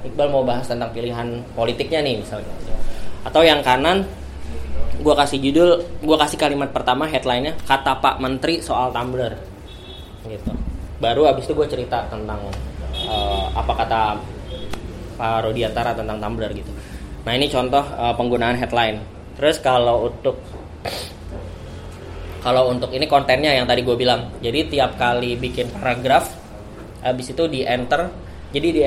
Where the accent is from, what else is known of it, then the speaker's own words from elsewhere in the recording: Bekasi, West Java, Indonesia; pilkada kemarin di Jawa Barat gue orang Bekasi.